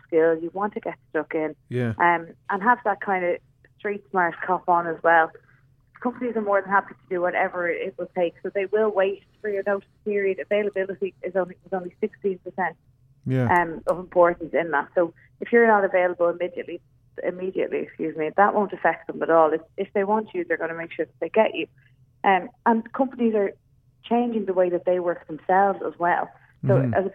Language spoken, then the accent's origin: English; Ireland; now in Canada; we're Irish